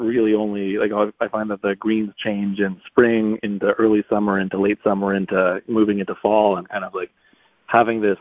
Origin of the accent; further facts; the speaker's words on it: Toronto, Ontario, Canada; moved away as an adult; also born or lived in New York; now in Toronto, Canada; I grew up in Toronto